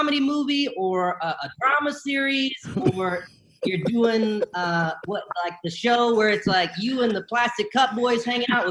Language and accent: English; Bennettsville, South Carolina, United States; also born or lived in Columbia, South Carolina; I was born in Columbia, South Carolina, and I grew up mostly in a small town called Bennettsville